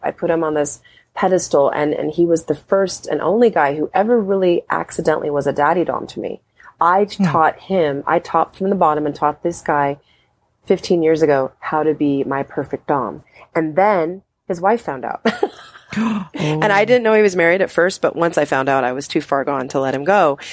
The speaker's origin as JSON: {"language": "English", "town": "Anchorage", "region": "Alaska", "country": "United States", "tie": "born or raised there", "said": "I used to be really uptight and conservative growing up in Anchorage, Alaska"}